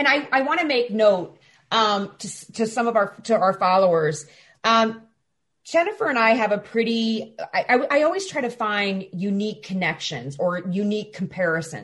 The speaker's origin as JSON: {"language": "English", "region": "Illinois", "country": "United States", "said": "I'm a Midwestern, so I'm from Illinois"}